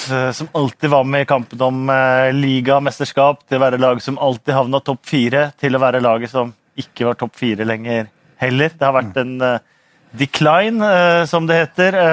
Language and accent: Norwegian; Norway; Unnskyld, unnskyld, jeg er fra Norge! Unnskyld!